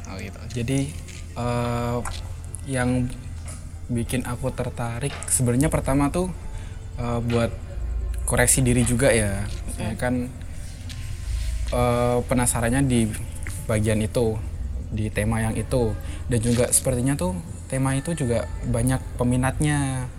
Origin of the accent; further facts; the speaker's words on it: Kudus, Central Java, Indonesia; also born or lived in Semarang; aku dari Kudus